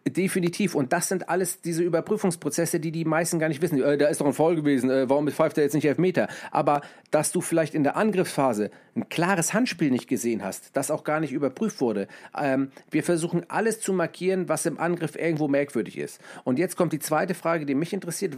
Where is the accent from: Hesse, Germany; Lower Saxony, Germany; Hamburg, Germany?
Hamburg, Germany; ich komme aus Hamburg